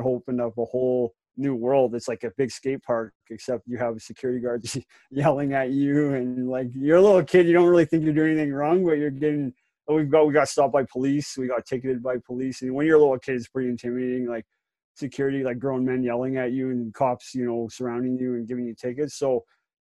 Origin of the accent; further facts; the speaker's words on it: Calgary, Alberta, Canada; also born or lived in Campbell River, Vancouver Island; I was born in Calgary in 83, so I've been here quite a while. Like, I'm 36 now, so I've been here my whole life.